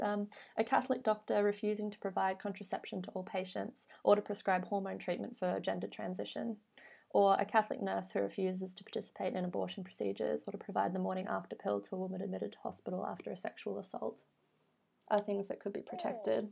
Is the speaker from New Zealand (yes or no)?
no; Australia; speaking as an Australian